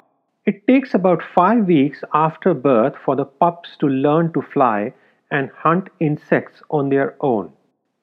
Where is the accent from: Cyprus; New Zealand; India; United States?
India; Growing up in India